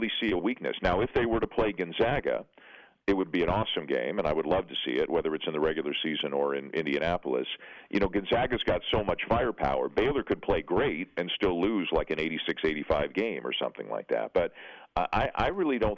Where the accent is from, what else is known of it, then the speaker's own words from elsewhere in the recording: Canada; I'm Canadian, for those who don't know, down there. And I've always lived in Canada